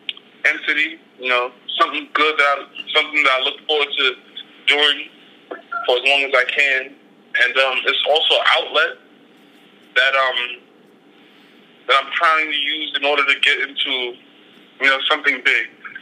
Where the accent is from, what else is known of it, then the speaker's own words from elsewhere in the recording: New York City, New York, United States; I'm from the Bronx, New York. I'm a senior at St. Francis College.